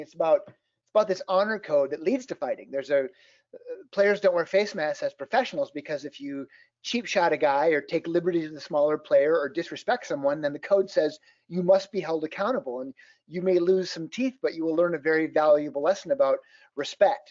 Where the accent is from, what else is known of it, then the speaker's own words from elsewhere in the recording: Fairmont, Minnesota, United States; I grew up in a little town called Fairmont, Minnesota, about six miles from the Iowa border